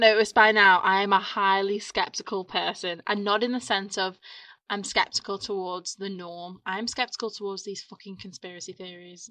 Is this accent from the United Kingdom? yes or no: yes; Ormskirk, North West England, United Kingdom; my hometown. Mm. Ormskirk in Lancashire